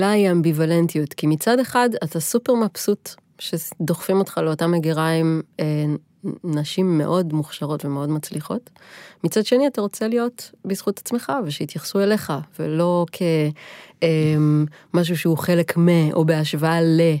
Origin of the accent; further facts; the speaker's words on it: Nazareth Illit, Northern District, Israel; born there; לא, לא, נצרת עילית, אני לא נולדתי בנוף הגליל.